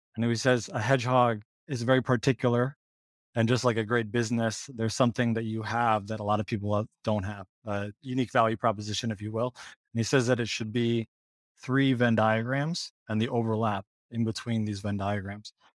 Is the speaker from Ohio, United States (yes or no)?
yes; Ohio, United States; moved away as an adult; also born or lived in Michigan / Portland, Oregon / San Francisco; I grew up in Ohio originally